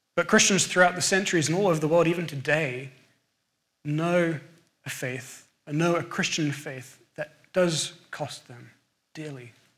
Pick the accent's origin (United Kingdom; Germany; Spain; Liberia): United Kingdom; England; accent: English; moved away; my English accent